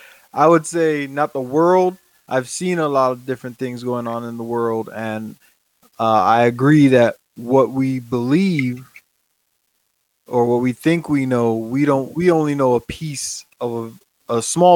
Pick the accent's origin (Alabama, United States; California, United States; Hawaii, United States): Hawaii, United States; moved away as an adult; also born or lived in Japan; I'm from Hawaii. Mm-hmm. So I was going to stay in Japan until a spot in Hawaii opened up.